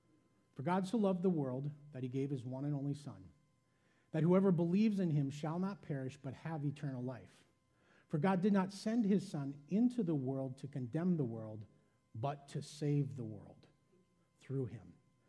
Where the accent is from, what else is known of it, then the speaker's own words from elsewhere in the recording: Midwest, United States; be a greeter, I'm a Midwesterner, I'm a little reserved, I don't know that I can smile and shake everyone's hand as they come in the door.